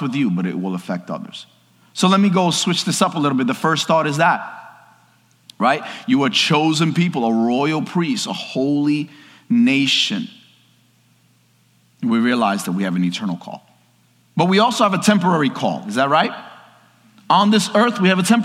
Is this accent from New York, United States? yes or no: yes; New York, United States; I'm from New York